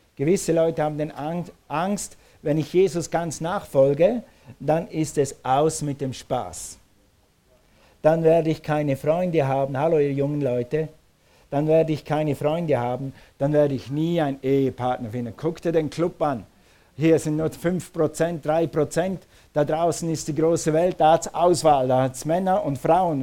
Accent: Switzerland; moved away; Als Schweizer wächst du mit dem Tessin auf

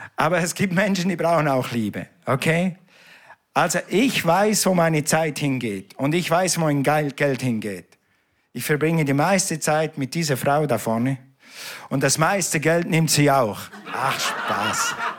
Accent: Switzerland; ich bin ja ein Schweizer. Wir reden nicht so schnell

